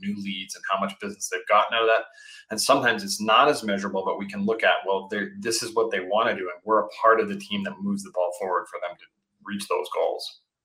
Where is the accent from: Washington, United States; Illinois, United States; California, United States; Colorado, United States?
Colorado, United States; I grew up in Colorado